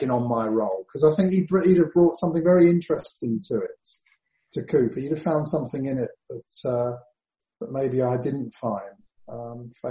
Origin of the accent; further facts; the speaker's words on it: London, United Kingdom; even though I am a Londoner.